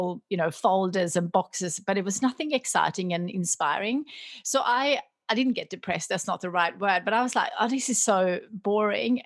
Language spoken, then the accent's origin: English; Sweden; moved away as an adult; now in Australia; I grew up in Sweden